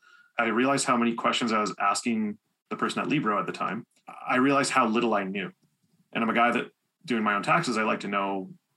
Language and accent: English; Sarnia, Ontario, Canada; moved away as an adult; now in London, Canada; So I'm living in London, Ontario, but I'm from Sarnia. Been here about 10 years now, almost 11.